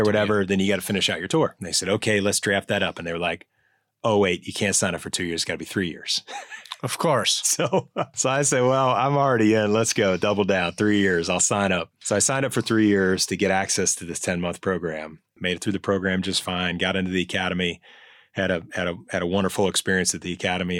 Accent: Cincinnati, Ohio, United States; moved away; I'm a native Ohioan, so any Buckeyes out there, I share that lineage with you. I was born and raised in Cincinnati, Ohio, back before electricity

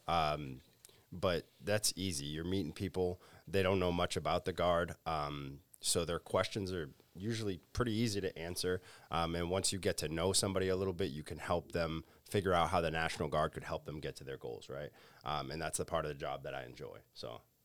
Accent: Acushnet, Massachusetts, United States; I'm originally from the South Coast area, so, uh, grew up in Acushnet, New Bedford

